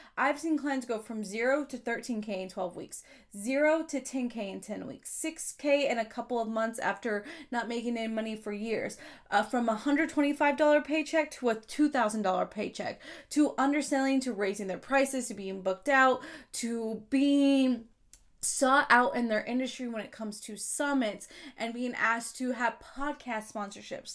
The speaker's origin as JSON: {"language": "English", "region": "Kansas", "country": "United States", "tie": "born or raised there", "said": "now I'm on a list of thirty under thirty in my home state"}